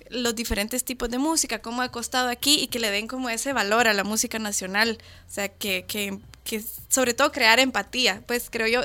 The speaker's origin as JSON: {"language": "Spanish", "country": "Guatemala", "said": "yo no me crié escuchando esa música, yo soy guatemalteca"}